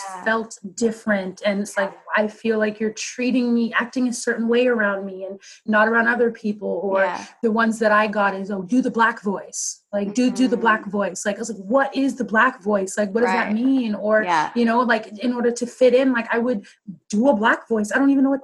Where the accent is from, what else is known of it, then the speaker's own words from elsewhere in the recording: Maple Ridge, British Columbia, Canada; I grew up in Maple Ridge and for a lot of it, you're just the only black kid.